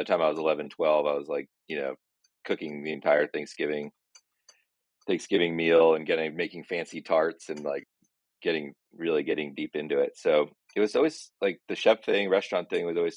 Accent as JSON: {"language": "English", "town": "Austin", "region": "Texas", "country": "United States", "tie": "born or raised there", "said": "I grew up in Travis Heights and my friends and I, you know, 10 years old, could ride our bikes down South Congress"}